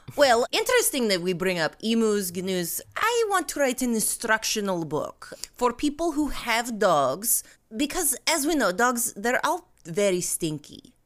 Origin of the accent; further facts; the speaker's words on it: Russia; moved away; I am from Russia